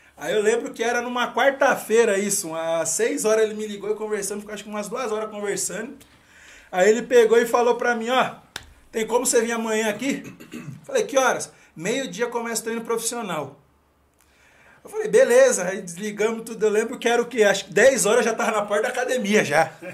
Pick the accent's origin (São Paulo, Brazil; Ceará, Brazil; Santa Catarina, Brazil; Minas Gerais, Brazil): São Paulo, Brazil; Mairiporã; sou nascido e criado aqui em Mariporã mesmo, lá na, no, bairro, no bairro da Caceia.